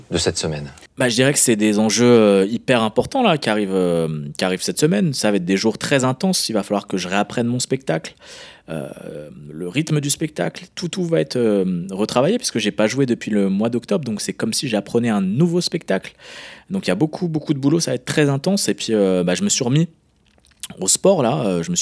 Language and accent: French; France; moved away; moi, moi, je suis français, hein. vraiment. Même si je vis à l'étranger, je suis français, je reste français quoi qu'il arrive. Je suis très, très, très attaché à la France.